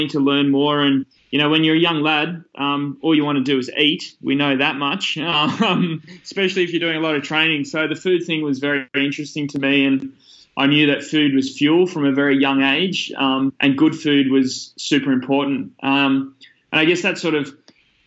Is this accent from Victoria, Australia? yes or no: no; Sydney, New South Wales, Australia; from Sydney's Northern Beaches, Australia, which is the best place in the world. I grew up here on the Northern Beaches